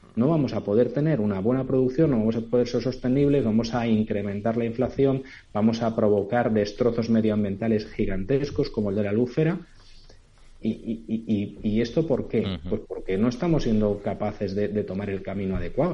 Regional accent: Albufera de Valencia, Valencian Community, Spain; yo soy de Valencia, de la albufera de Valencia

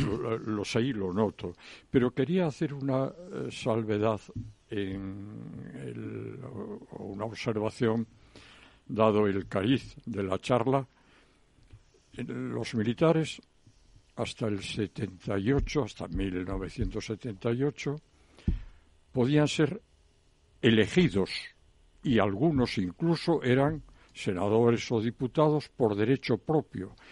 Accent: Galicia, Spain; Encantadiño, que dirían en mi tierra

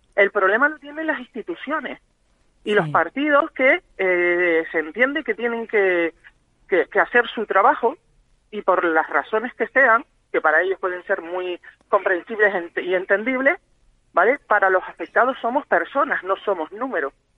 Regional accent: Gran Canaria, Canary Islands, Spain; somos eh, de Gran Canaria todos

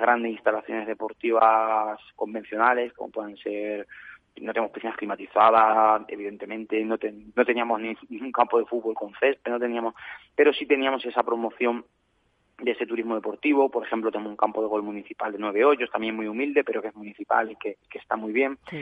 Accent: Candeleda, Castile and León, Spain; mi tierra

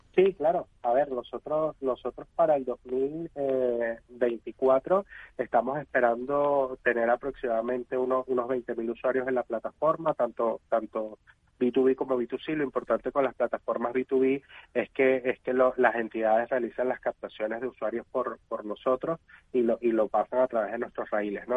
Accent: Venezuela; soy venezolano

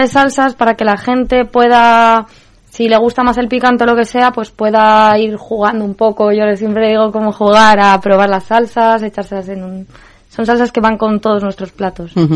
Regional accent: Madrid, Community of Madrid, Spain; como buena madrileña

